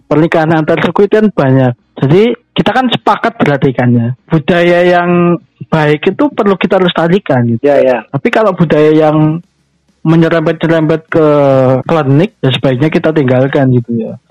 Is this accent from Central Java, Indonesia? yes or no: yes; Central Java, Indonesia; accent: Ngapak; Tapi dia itu tahu loh kalau aku itu orang ngapak gitu loh.